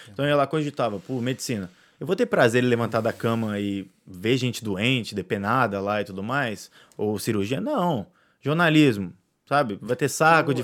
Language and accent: Portuguese; Brazil; o que me resta como brasileiro é torcer muito, né? Porque eu amo meu país